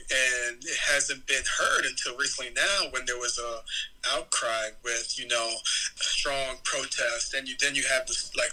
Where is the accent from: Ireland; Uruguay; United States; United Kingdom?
United States; Marion, Illinois; moved away as an adult; now in Chicago, United States; I grew up in Marion, Illinois. I was there for all my, you know, young life